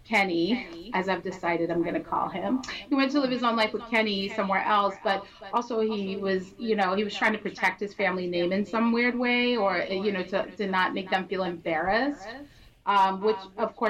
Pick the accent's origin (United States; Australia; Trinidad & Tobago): Trinidad & Tobago; I'm from Trinidad, so like my grandma wore dresses like